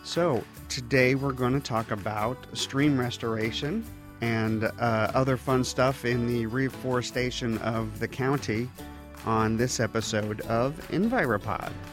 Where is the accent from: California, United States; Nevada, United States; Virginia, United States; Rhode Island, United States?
Virginia, United States; Orange Hunt area, near Huntsman Reservoir; I grew up in the Orange Hunt area, um, very close to the Huntsman Reservoir